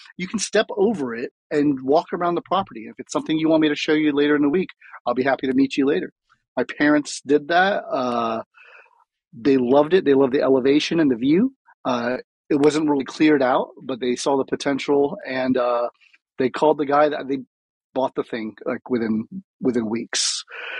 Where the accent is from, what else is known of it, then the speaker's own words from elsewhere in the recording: Flower Mound, Texas, United States; We used to live, we're from Flower Mound, and my dad was retiring. And everywhere we ever moved, you know, we moved around a lot in my childhood.